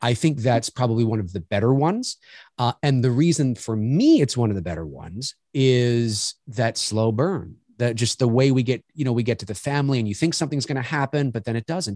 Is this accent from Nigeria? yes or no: no; Toronto, Ontario, Canada; moved away; I'm Canadian, born here in Toronto. I haven't lived here my whole life, but certainly I live here now